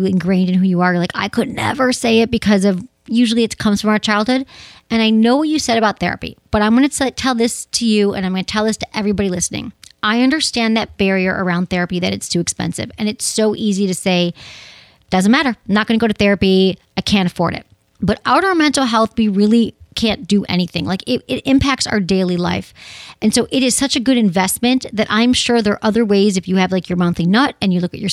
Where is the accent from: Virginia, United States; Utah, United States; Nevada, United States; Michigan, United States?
Michigan, United States; we're both from Michigan